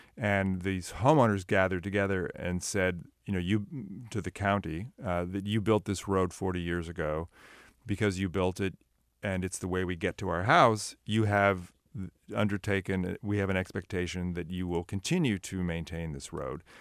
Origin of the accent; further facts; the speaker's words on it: Sunnyvale, California, United States; I grew up in Sunnyvale and was in Santa Cruz all the time.